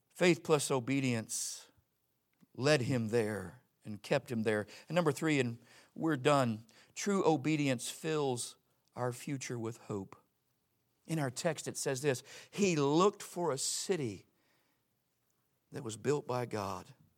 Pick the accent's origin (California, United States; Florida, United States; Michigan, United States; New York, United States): Florida, United States; Pensacola; I grew up in Pensacola, Florida